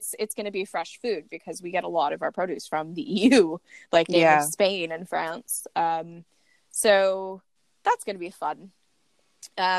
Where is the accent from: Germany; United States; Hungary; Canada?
United States; moved away as an adult; now in United Kingdom; I say that as an American, like, living in the UK, but I've been here for 3 years